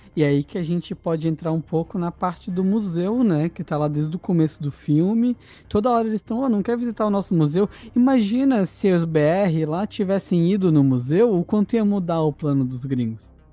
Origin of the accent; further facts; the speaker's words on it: Brazil; a gente é brasileiro